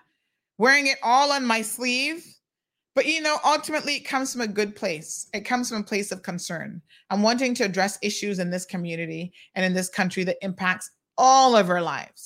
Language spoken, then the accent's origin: English; Cayman Islands